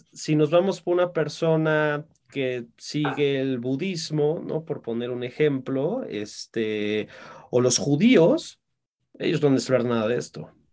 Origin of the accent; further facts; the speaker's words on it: Mexico; en mi país, en México